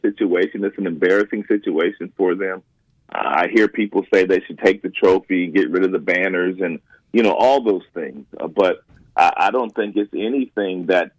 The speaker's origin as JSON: {"language": "English", "town": "Los Angeles", "region": "California", "country": "United States", "tie": "born or raised there", "said": "growing up in Los Angeles"}